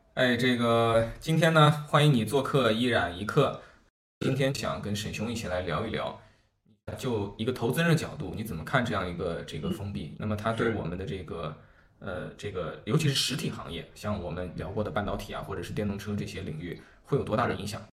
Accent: China; 被我们中国人看到其实更多的是华为事件

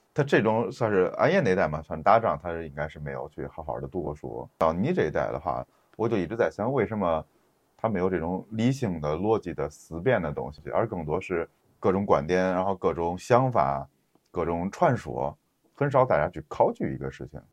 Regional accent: Henan, China; accent: Henan dialect; moved away; 我们用河南方言讲的

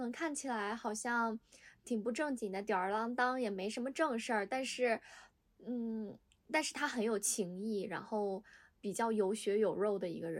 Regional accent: Northeast China, China; 其实我老家是东北的，所以我看那部剧的时候，我我贼有代入感。

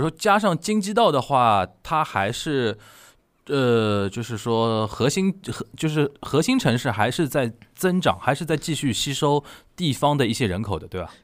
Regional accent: Shanghai, China; 我们上海人叫萨根啊

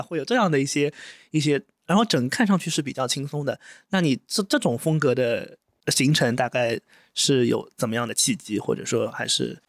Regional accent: Wuxi, Jiangsu, China; 我们都是无锡人嘛

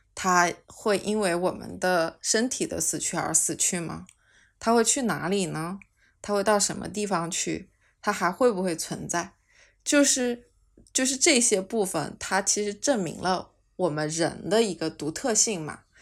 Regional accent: China; 其实我们中国人本身是有生死观的啊

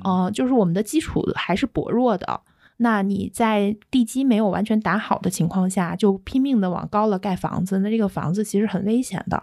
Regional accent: Shanghai, China; 作为上海人都会觉得大开眼界

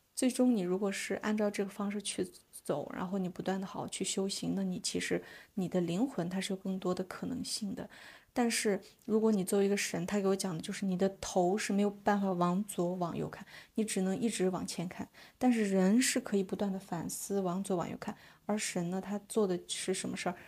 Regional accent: China; 我还想要邀请我的萨满姐姐们，呃，到中国去旅行 ，呃，去我的家乡

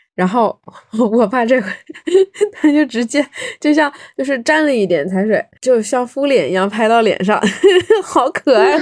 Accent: Fujian, China; 我们福建这边不是很多人他会信基督嘛嗯。，有信基督的，有信妈祖的，也有信这种五行

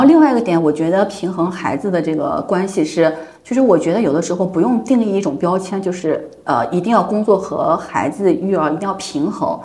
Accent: Yuncheng, Shanxi, China; moved away; 我们家乡已经成了网红地了

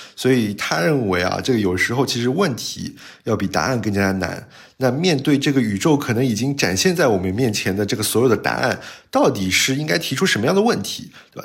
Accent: China; 我们中国人最喜欢这样说话了

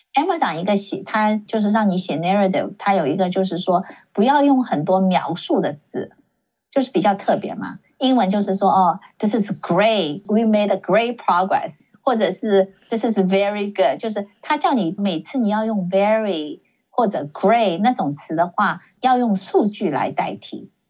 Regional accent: Silicon Valley, California, United States; also born or lived in China; 我没有在别的城市住过， 然后， 然后呢，我在这里长大

